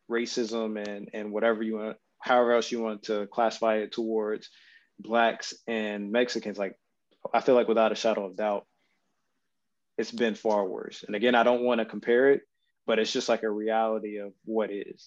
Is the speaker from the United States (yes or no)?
no; Japan; this is just from my time growing up in Japan and just being around not only just Japanese but Filipino people as well